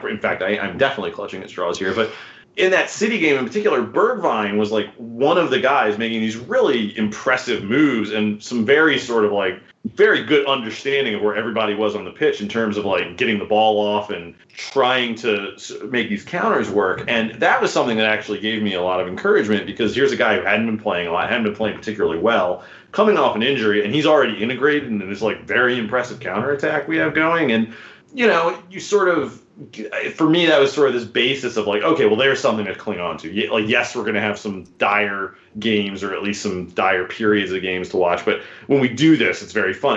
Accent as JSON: {"language": "English", "country": "United States", "said": "an American fan who, um, you know, isn't brought up in this"}